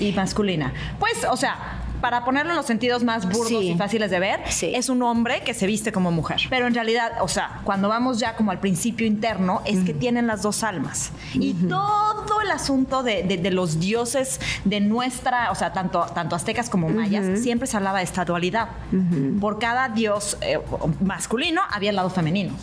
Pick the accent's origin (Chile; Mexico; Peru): Mexico; no parezco mexicana